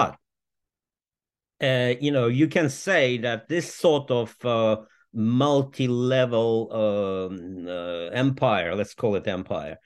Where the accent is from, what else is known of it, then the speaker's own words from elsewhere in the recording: Moscow, Russia; moved away as an adult; also born or lived in United States; now in London, United Kingdom; I was born in Moscow in 1958